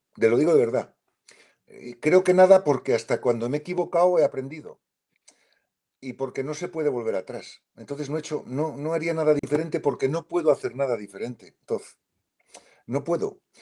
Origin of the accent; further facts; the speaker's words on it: Spain; En España decimos mucho, usamos la expresión me va la marcha.